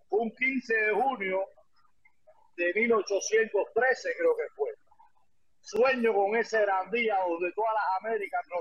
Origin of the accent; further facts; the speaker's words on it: Cuba; mi tierra natal, Cuba